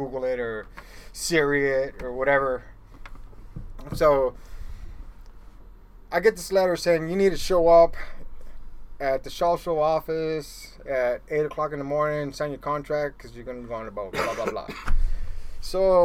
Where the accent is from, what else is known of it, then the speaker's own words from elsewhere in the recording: Stockton, California, United States; also born or lived in Los Angeles, California; it was a little office in my hometown, Stockton, California.